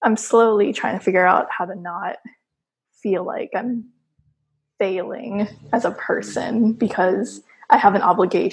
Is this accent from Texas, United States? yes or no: yes; Texas, United States; I grew up in Texas